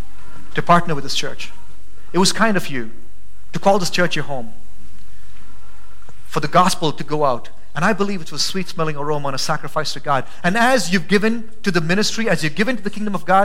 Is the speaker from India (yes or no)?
yes; India; now in Boise, United States; I'm from India.